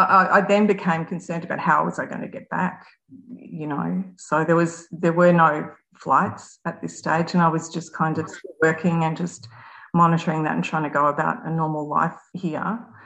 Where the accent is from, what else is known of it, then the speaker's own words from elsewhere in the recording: Melbourne, Victoria, Australia; moved away as an adult; also born or lived in Singapore; I'm a Melbourne girl, so born and raised in Melbourne, so I still live here. In 2017, I took a job over in Singapore